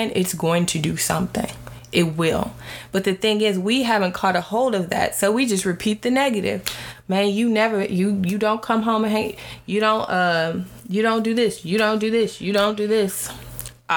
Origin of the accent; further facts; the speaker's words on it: United States; I am African American